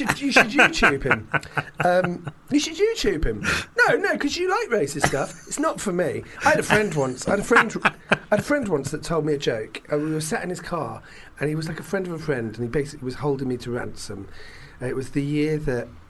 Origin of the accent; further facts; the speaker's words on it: London, United Kingdom; I was brought up in London